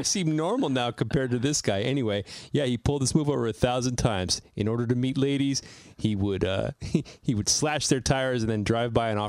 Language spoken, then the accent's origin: English; Salinas, California, United States; born or raised there